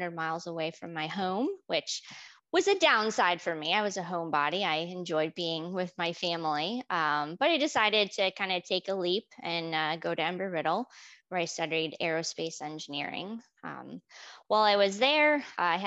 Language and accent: English; Michigan, United States; also born or lived in Houston; now in West Palm Beach, United States; Growing up, I grew up in Michigan